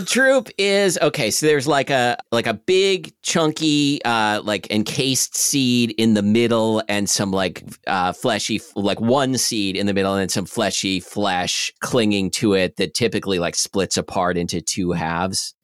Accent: Portland, Oregon, United States; I grew up in Selwood in, uh, Southeast Portland, which is right next to Milwaukee

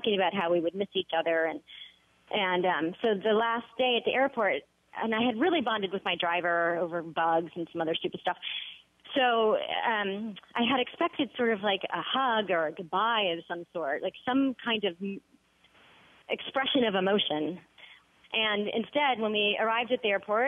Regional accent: Washington, District of Columbia, United States; I grew up in Washington, D.C. with diplomats surrounding me

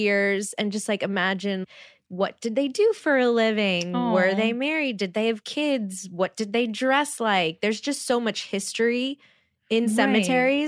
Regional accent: New Orleans, Louisiana, United States; moved away; I'm from New Orleans.

